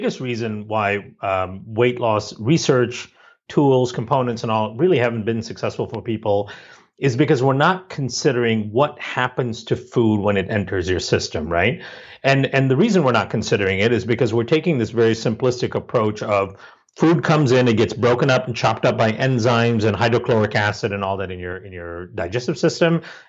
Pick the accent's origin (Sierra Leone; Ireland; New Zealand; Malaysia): Malaysia; also born or lived in India; Growing up in Malaysia and India, you know, there's a big focus culturally on science and math and medicine.